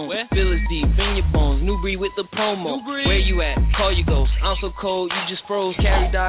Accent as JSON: {"language": "English", "town": "New York City", "region": "New York", "country": "United States", "moved": "yes", "said": "I'm from Brooklyn."}